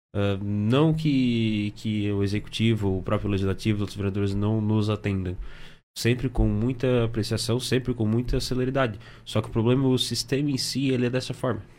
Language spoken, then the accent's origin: Portuguese; Içara, Santa Catarina, Brazil; sou de Sara